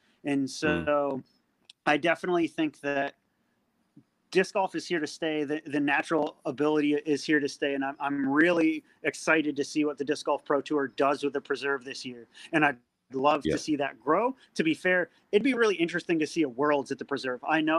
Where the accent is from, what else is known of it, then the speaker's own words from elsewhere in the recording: New England, United States; now in New Zealand; I come from New England where it's a lot of private courses that are like well maintained